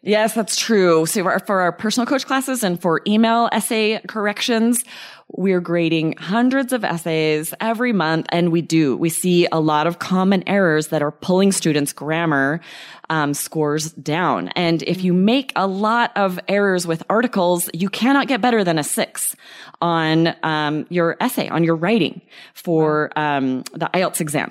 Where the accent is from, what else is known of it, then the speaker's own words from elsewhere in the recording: Idaho, United States; we had pets growing up in Idaho